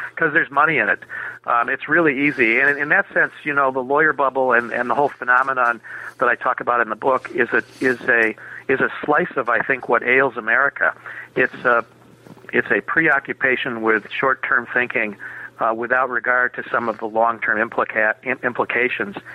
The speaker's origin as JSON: {"language": "English", "town": "Minneapolis", "region": "Minnesota", "country": "United States", "tie": "born or raised there", "said": "I was born and raised in Minneapolis."}